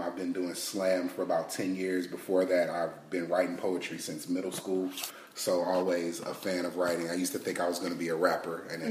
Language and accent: English; Detroit, Michigan, United States; now in Texas, United States; I'm originally from Detroit, Michigan